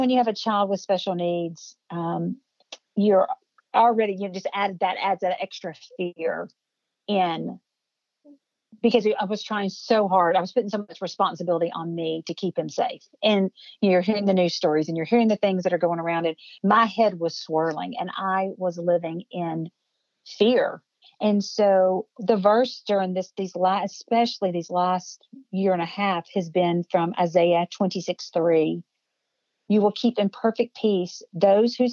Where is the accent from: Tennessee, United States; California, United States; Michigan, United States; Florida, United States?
Tennessee, United States; Cookeville; here in my hometown